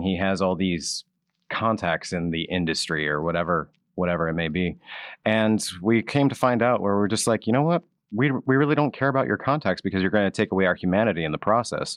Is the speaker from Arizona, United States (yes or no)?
no; Ohio, United States; now in Pennsylvania, United States; I'm actually from Ohio